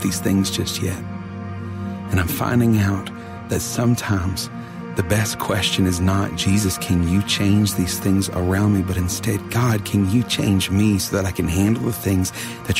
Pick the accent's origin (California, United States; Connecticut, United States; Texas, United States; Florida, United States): Texas, United States; Houston area; Hurricane Harvey came from my hometown and in 2 days poured 44 inches of rain on my house